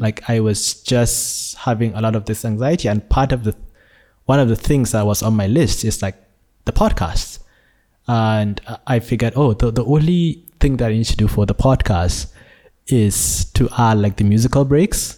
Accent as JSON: {"language": "English", "country": "Nigeria", "tie": "born or raised there", "moved": "yes", "lives_now": "Malaysia", "said": "I was born in Nigeria, but have been living in Malaysia for the past sixteen years"}